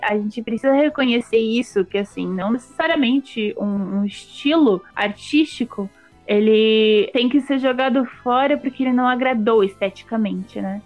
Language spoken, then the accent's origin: Portuguese; Brazil; nós somos mulheres brasileiras